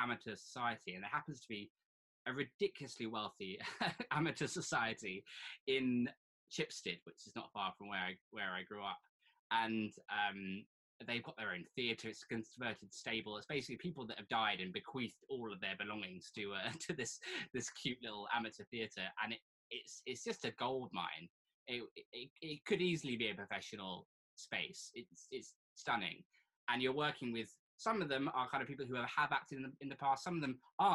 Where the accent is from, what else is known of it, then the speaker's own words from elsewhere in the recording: Surrey, South East England, United Kingdom; accent: posh; I was born in Surrey. Very green, boring green Surrey.